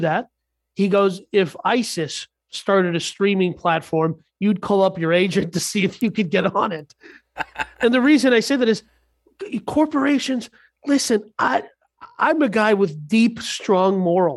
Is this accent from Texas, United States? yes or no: yes; Texas, United States; as a Texan myself